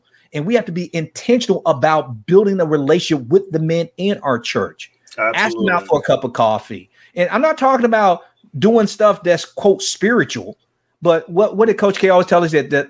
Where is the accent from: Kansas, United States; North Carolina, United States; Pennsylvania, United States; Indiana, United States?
Kansas, United States; Wichita; Man, tell me about how I was growing up in Wichita, Kansas.